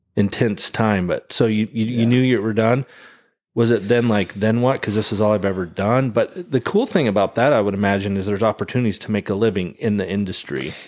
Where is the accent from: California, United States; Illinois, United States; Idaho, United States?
Idaho, United States; American Falls; moved away; my hometown I grew up in, American Falls